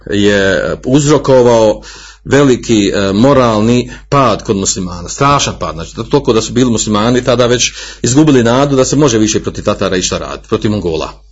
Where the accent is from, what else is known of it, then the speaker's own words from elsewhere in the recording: Bosnia & Herzegovina; kod nas u Bosni